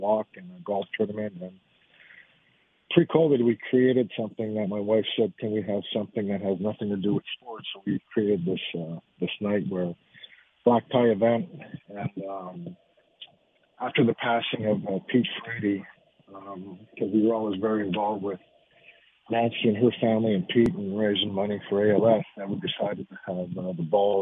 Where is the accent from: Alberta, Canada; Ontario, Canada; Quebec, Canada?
Quebec, Canada; Montreal; moved away; my wife's French and we're from Montreal